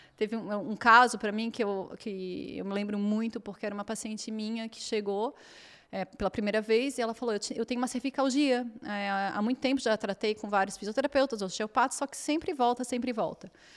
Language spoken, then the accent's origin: Portuguese; Florianópolis, Santa Catarina, Brazil; moved away as an adult; now in Portugal; Eu nasci na Ilha da Magia, que é Florianópolis. Então é um lugar lindo, com 42 praias, e tinha uma, minha família toda de lá, então tipo tive uma infância, uma adolescência super abençoada